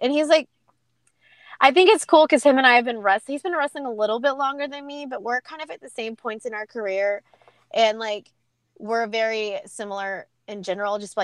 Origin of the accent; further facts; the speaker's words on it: Atlanta, Georgia, United States; also born or lived in Ireland; my first time ever performing in front of my hometown